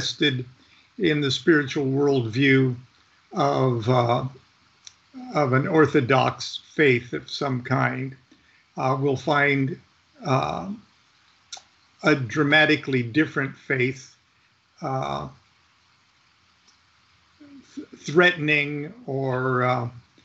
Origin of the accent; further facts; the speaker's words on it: Midwest, United States; moved away; also born or lived in Orange County; I come from the Midwest